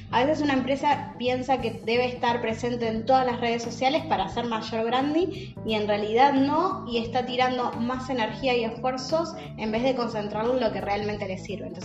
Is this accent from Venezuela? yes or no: yes; Venezuela; Y yo que soy venezolana.